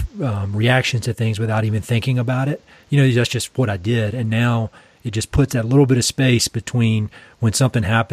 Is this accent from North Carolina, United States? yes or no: yes; Eastern North Carolina, United States; I'm from Eastern North Carolina. You can hear my accent.